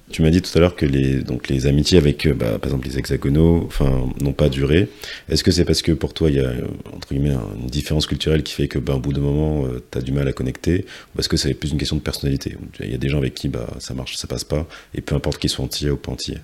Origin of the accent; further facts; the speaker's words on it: Martinique; un jeune Martiniquais